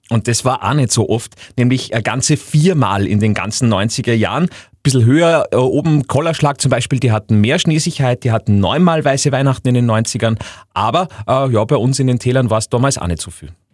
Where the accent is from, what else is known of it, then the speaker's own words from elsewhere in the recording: Upper Austria, Austria; bei uns in Oberösterreich